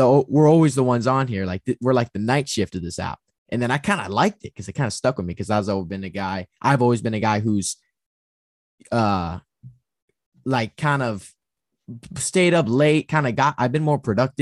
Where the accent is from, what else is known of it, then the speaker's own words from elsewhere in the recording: Bay Area, California, United States; I'm from the Bay Area